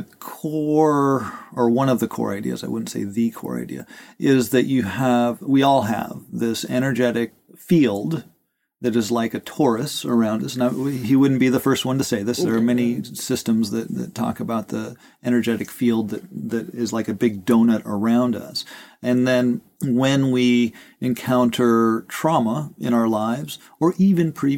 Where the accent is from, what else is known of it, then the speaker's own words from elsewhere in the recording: Rosebud Indian Reservation, South Dakota, United States; growing up as a kid, I grew up on the Rosebud Indian Reservation, which is Lakota Sioux